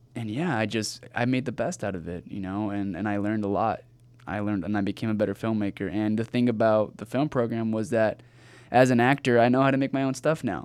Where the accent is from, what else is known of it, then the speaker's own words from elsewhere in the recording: Rancho Cucamonga, California, United States; also born or lived in La Puente, California; I grew up in Rancho Cucamonga, California